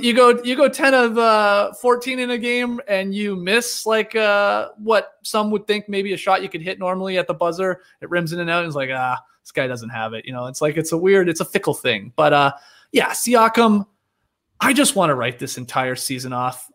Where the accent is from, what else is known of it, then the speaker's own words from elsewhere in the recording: Stratford, Ontario, Canada; I'm from Stratford